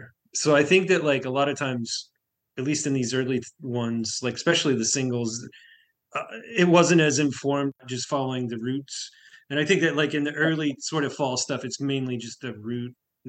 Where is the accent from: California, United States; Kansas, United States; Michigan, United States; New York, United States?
Kansas, United States; Southeast; where I grew up in Southeast Kansas